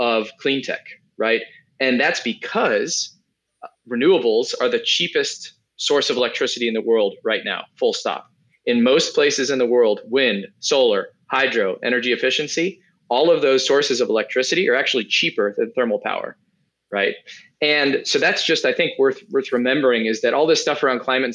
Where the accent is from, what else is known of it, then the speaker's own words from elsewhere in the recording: United States; as an American